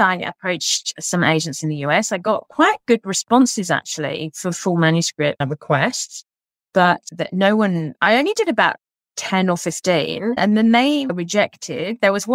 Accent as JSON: {"language": "English", "region": "England", "country": "United Kingdom", "moved": "yes", "lives_now": "Australia", "said": "being an English author"}